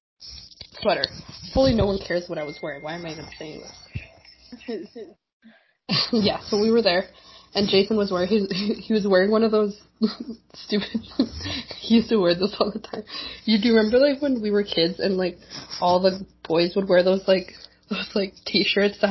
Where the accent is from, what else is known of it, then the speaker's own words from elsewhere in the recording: Winnipeg, Manitoba, Canada; Marina and I grew up in the Chilean community here in Winnipeg